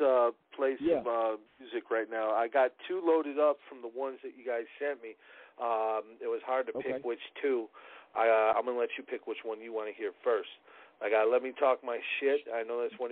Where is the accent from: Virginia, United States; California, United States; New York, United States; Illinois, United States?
Illinois, United States; Chicago; I'm from Chicago